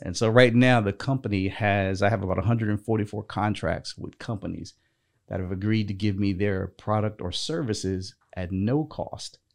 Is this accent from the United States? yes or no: yes; North Carolina, United States; I was actually born and raised in North Carolina